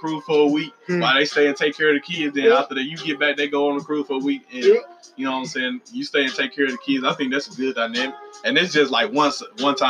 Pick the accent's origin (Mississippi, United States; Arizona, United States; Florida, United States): Mississippi, United States; I'm from Mississippi